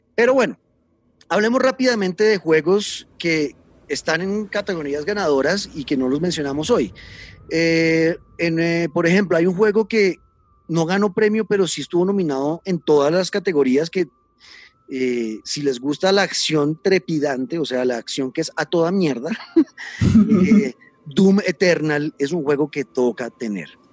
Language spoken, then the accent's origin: Spanish; Colombia